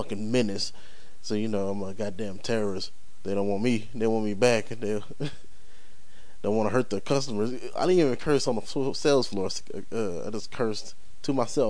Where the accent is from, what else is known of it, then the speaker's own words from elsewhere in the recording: St. Louis, Missouri, United States; also born or lived in Las Vegas, Nevada; My hometown is basically St. Louis. But I was born here in Vegas